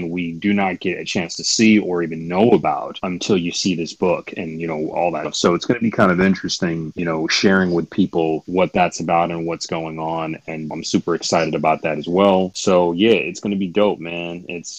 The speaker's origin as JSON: {"language": "English", "town": "Grand Rapids", "region": "Michigan", "country": "United States", "tie": "born or raised there", "moved": "as an adult", "lives_now": "New York, United States", "said": "I'm from Michigan. Grand Rapids, Michigan. Yeah. I mean, I moved to the East Coast back in 2001, long, long time ago. But yeah, I spent most of my formative years in Michigan for a long time"}